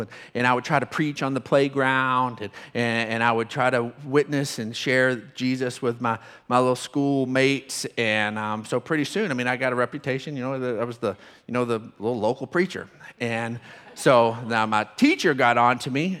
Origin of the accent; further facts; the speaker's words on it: Odessa, Texas, United States; moved away as an adult; I'm from Odessa. Don't hold it against me. Been here since I graduated high school, so, um, but, uh, also graduated from Permian